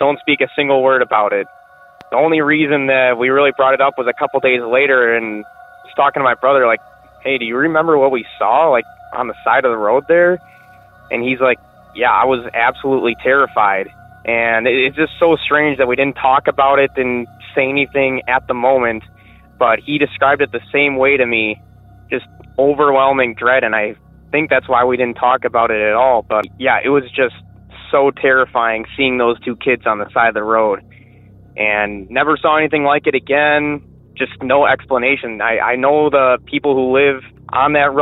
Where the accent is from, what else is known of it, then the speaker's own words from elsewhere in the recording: Wisconsin, United States; I'm from Wisconsin